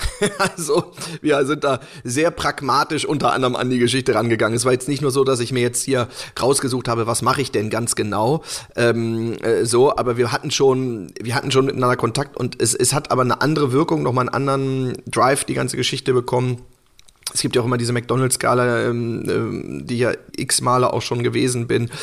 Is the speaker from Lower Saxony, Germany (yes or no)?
yes; Hanover, Lower Saxony, Germany; moved away; in Hannover war und wo ich halt auch, wo ich herkomme